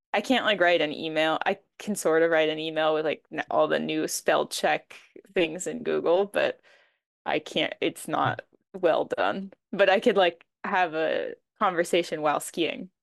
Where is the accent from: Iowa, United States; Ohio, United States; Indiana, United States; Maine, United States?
Maine, United States; moved away as an adult; also born or lived in New Hampshire / Utah / Switzerland; now in France; I grew up in Maine